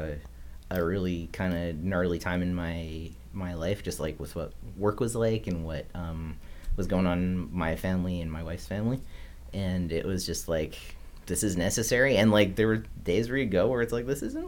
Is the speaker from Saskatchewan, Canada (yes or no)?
yes; Regina, Saskatchewan, Canada; He made a movie in my hometown. Yep. Yeah. Oh, in Regina